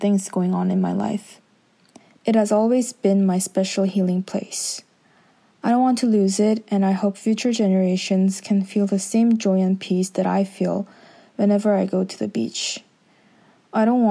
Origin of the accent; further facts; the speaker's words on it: Jeju, South Korea; Growing up in Korea, where there's a plethora of beautiful and unique sceneries